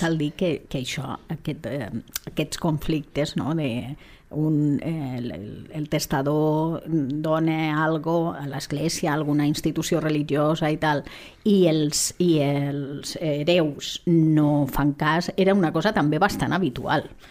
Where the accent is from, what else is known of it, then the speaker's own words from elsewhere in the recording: Lleida, Catalonia, Spain; som de Lleida